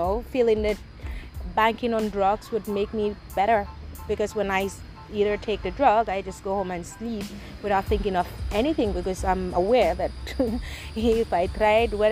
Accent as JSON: {"language": "English", "country": "Gambia", "tie": "born or raised there", "said": "My mother is a migrant from Nigeria, but I was born and raised in the Gambia"}